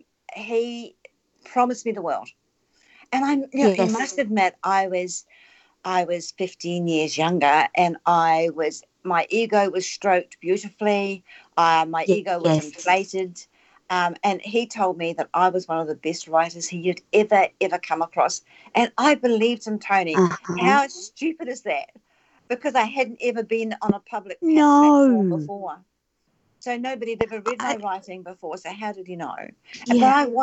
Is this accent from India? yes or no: no; New Zealand; Whereas I come from the Maori